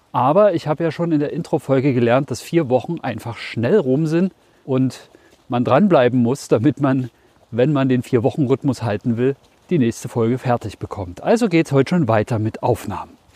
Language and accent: German; Germany; Bei uns in Deutschland